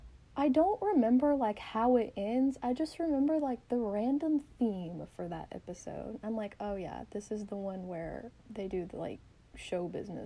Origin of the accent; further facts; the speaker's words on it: the South, United States; So we're both from the South, and a very Southern thing is that you have to have a drink when you're on your errands.